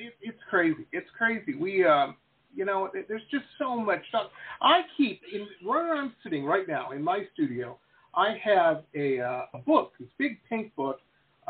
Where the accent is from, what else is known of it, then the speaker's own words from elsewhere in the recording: Detroit, Michigan, United States; I grew up in Detroit, Metro Detroit.